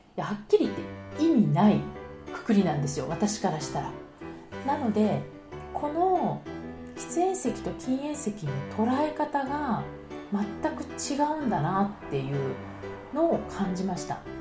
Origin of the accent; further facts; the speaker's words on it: Tokyo, Japan; moved away as an adult; also born or lived in France; now in Paris, France; 東京出身